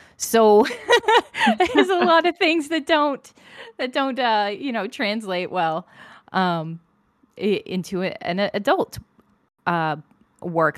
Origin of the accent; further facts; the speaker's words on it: United States; I'm American